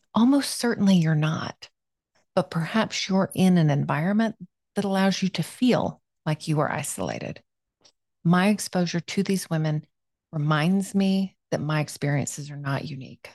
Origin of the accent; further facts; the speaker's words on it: South Florida, United States; moved away; I grew up in South Florida